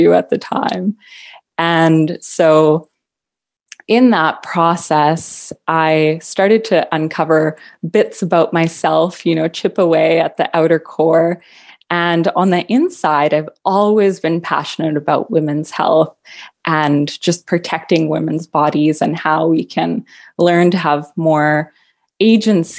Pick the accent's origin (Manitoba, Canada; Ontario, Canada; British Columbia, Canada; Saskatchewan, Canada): British Columbia, Canada; Vancouver; moved away as an adult; now in Halifax, Canada; I was born and raised in Metro Vancouver, Canada, which is on the far west coast.